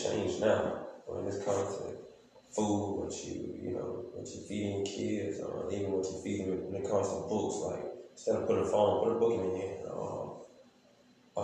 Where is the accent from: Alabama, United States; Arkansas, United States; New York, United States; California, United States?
Alabama, United States; Monroe County, south; We're from the south part of Alabama.